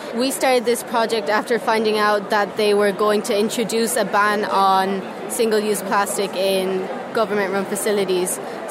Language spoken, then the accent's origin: English; Croom, Munster, Ireland; we're both from Colossia Ciaran in Croom, County Limerick.